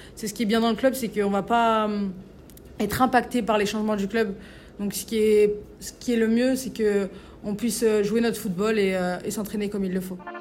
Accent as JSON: {"language": "French", "town": "Valence", "region": "Auvergne-Rhône-Alpes", "country": "France", "moved": "yes", "lives_now": "Lyon, France", "said": "quand on vient d'une petite ville comme ça, qu'on vient de Valence"}